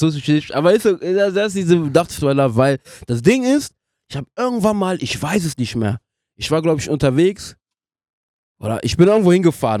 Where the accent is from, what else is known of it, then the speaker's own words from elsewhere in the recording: France; German is a second language; now in Germany; ich bin auch in Frankreich aufgewachsen